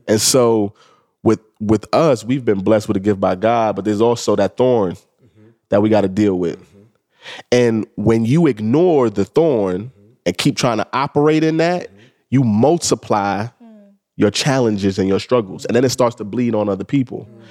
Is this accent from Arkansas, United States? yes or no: no; New York City, New York, United States; I'm a kid from the Bronx. I grew up in the Bronx, you know, during the crack era